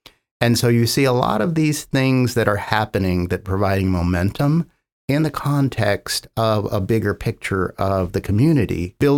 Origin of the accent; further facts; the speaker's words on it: California, United States; now in Oklahoma, United States; So I came from the San Francisco Bay Area and thought I wouldn't be here very long.